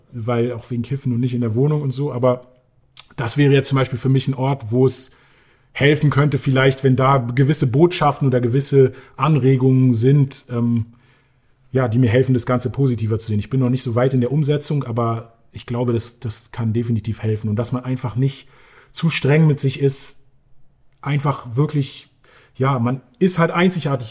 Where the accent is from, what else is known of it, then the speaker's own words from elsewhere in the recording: Berlin, Germany; Berlin, ja, das ist die Stadt, in der ich aufgewachsen bin